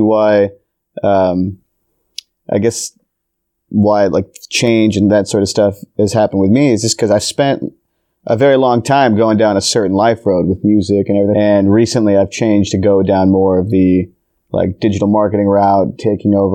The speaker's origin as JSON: {"language": "English", "town": "Simi Valley", "region": "California", "country": "United States", "tie": "born or raised there", "said": "I grew up in Simi Valley, California"}